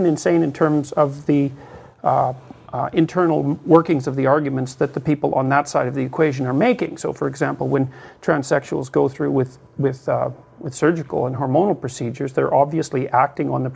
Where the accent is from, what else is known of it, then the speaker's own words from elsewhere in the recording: Northern Alberta, Canada; now in Toronto, Canada; I am from Northern Alberta